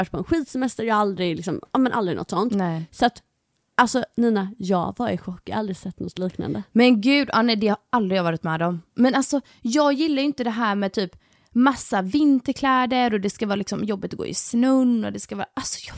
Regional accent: Halmstad, Halland County, Sweden; eftersom jag är uppvuxen också i Halmstad Alltså, för jag tänker så här, vi båda är uppvuxna på västkusten

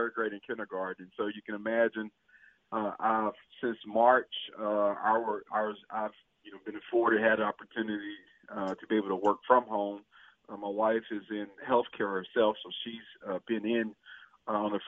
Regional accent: Hazlehurst, Mississippi, United States; I was born and raised. I'm from Hazlehurst, Mississippi

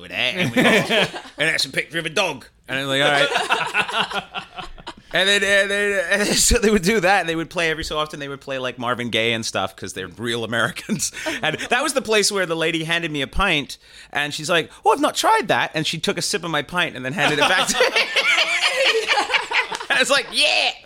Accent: Canada; also born or lived in England; I was born in England. I was raised in Canada after the age of 5, but I grew up English in Canada because my parents were born in England in the 40s

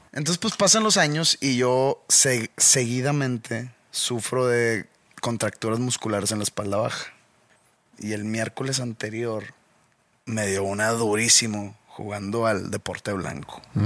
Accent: Monterrey, Nuevo León, Mexico; de mi origen regiomontano

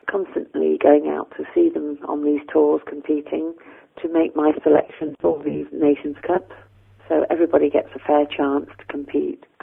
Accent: Christchurch, Canterbury, New Zealand; now in United Kingdom; my parents are British, which is why I get to work here. Um, they immigrated in the 50s, and I was born out there with my, one of my brothers was born there

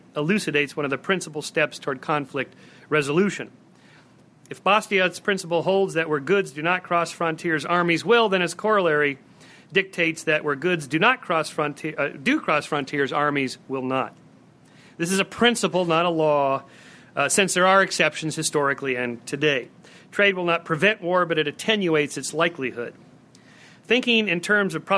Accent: California, United States; I'm from California

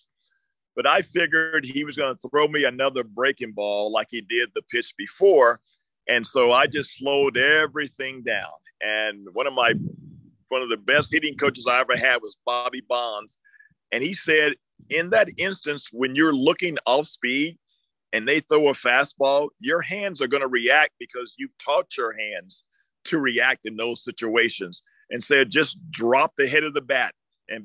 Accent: Oklahoma City, Oklahoma, United States; moved away; they had a day for me back in Oklahoma City, you know, my high school, you know, everybody showed up

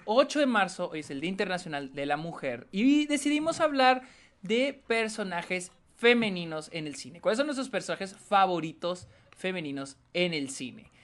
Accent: Mexico; todos somos mexicanos

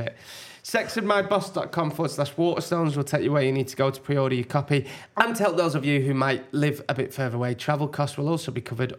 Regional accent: York, Yorkshire and the Humber, United Kingdom; born there; I was born in York.

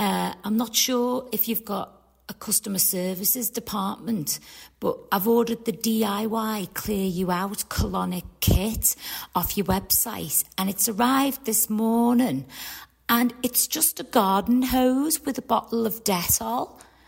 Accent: Liverpool, North West England, United Kingdom; now in Southport, United Kingdom; Well, I'm originally from Liverpool, but I moved to Southport.

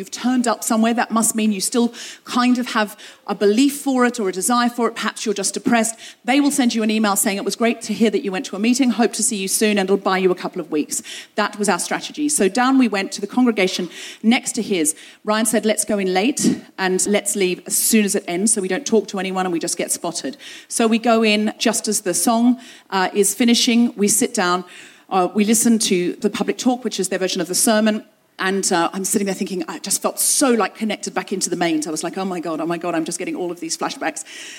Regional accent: London, United Kingdom; "Where are you from?" "London." "London, Ontario?" "No, London, England."

